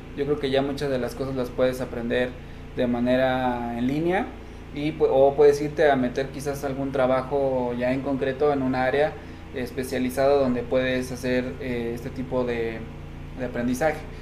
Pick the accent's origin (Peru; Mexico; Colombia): Mexico; somos tres mexicanos